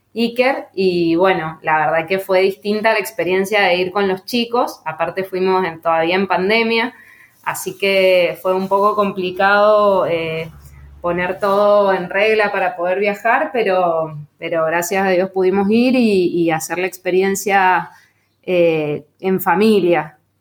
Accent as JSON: {"language": "Spanish", "region": "Mendoza", "country": "Argentina", "tie": "born or raised there", "said": "yo soy de Mendoza. Mendoza, como vos bien sabrás, es la provincia que más viñedos tiene plantados y más bodegas tiene de acá de Argentina. Así que bueno, cerca de mi casa habían viñedos por todos lados y bodegas."}